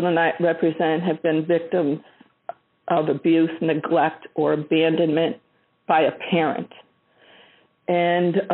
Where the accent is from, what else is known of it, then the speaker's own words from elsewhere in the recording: Rochester, New York, United States; moved away as an adult; also born or lived in Colombia / Spain; I'm from Rochester, New York, a suburb called Irondequoit. And I was just a regular kid in a subdivision